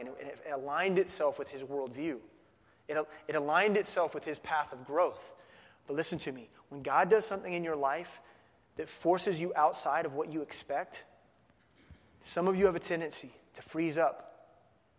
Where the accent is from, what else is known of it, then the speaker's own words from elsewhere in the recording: Midwest, United States; I grew up in the Midwest. I'm a no-coaster.